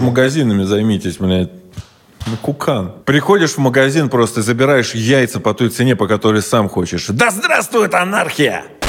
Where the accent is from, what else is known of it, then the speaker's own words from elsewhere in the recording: Russia; я же сам русский